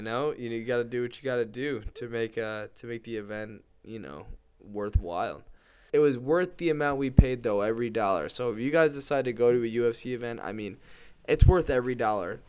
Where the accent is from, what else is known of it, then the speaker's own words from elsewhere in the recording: Connecticut, United States; we're from Connecticut and we grew up right next to those tobacco fields.